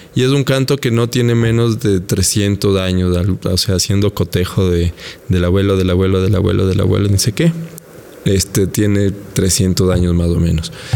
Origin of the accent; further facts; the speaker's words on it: Quito, Pichincha, Ecuador; nosotros, los quiteños